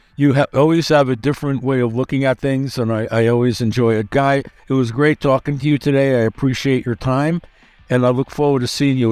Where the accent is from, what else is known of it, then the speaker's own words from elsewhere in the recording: New York, United States; I'm from New York